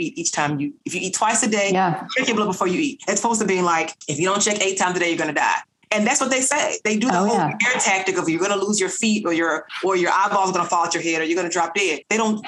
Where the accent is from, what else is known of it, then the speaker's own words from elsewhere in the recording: Nashville, Tennessee, United States; I'm originally from North Nashville